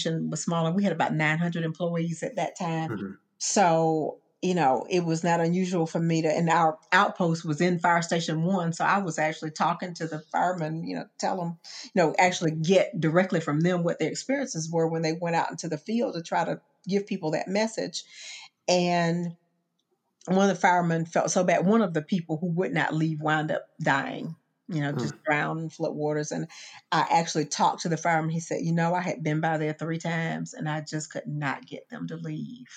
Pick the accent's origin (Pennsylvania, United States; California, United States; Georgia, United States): Georgia, United States; Augusta; moved away as an adult; Augusta is my hometown